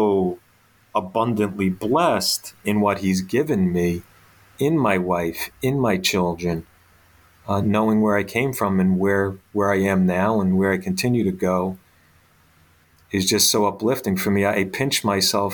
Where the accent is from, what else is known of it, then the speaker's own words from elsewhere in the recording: Bayonne, New Jersey, United States; as a young kid growing up in Bayonne